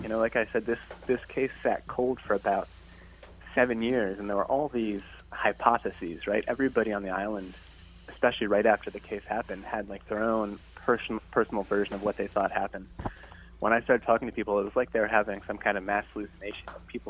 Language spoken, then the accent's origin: English; Pennsylvania, United States; Pennsylvania, actually. Just a kid from rural Pennsylvania.